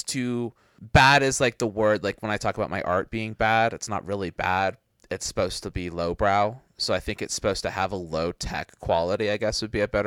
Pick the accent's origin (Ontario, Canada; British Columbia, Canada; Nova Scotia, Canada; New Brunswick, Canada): Nova Scotia, Canada; Halifax; There was this video store in my hometown that was like this really it was in Halifax